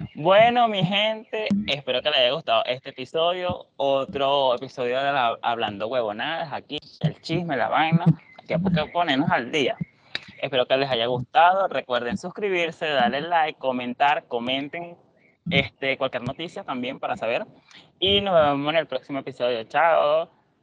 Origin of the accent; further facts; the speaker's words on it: Venezuela; moved away; venimos de Venezuela